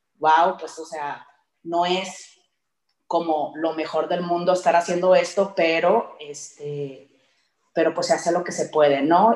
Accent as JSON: {"language": "Spanish", "region": "Sonora", "country": "Mexico", "moved": "yes", "said": "yo soy de Sonora"}